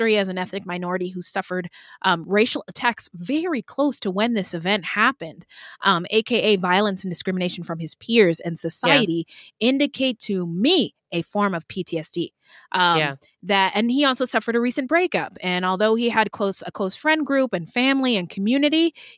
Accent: Pacific Northwest, United States; when I was a fat little black girl growing up in the Pacific Northwest

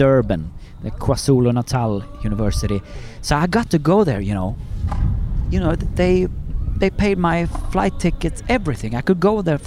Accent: Sweden; I'm from Sweden

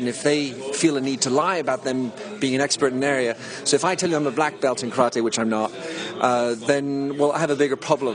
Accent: United States; us Americans

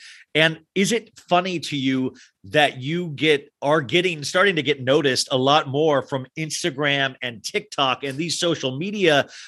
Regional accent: Kansas, United States; now in Los Angeles, United States; I mean, I came from Kansas, I remember, and I used to dream about

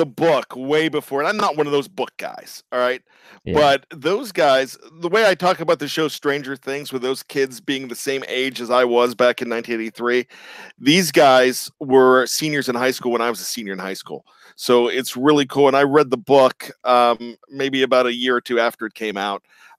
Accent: Johnstown, Pennsylvania, United States; it was filmed in my hometown.

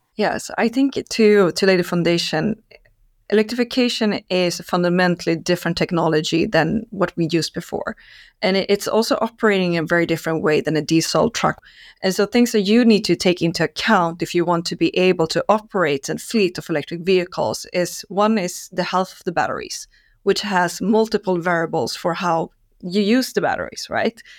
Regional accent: Stockholm, Stockholm County, Sweden; I'm Swede, uh, born and raised in Stockholm.

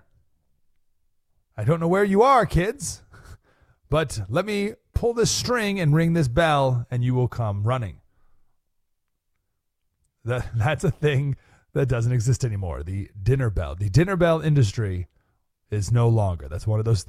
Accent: Skaneateles, New York, United States; now in Nashville, United States; Went to my hometown, Skinny Atlas, New York

